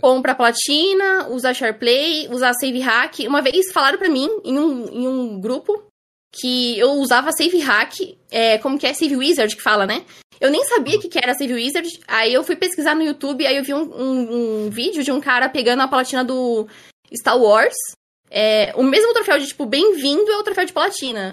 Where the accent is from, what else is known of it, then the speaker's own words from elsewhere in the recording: Osasco, São Paulo, Brazil; Eu moro em Osasco, São Paulo. É, morei aqui minha vida inteira